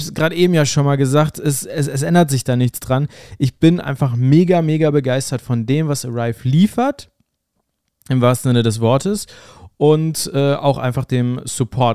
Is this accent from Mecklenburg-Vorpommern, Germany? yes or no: no; North Rhine-Westphalia, Germany; hier bei uns in NRW